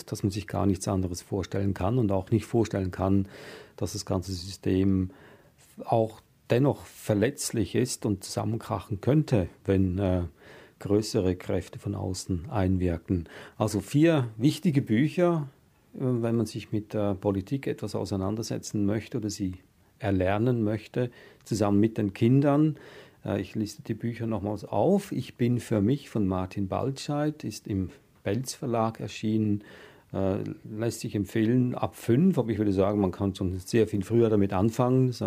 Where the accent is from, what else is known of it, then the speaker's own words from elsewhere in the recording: Switzerland; ich bin auch in einer sehr grundfesten Demokratie aufgewachsen in der Schweiz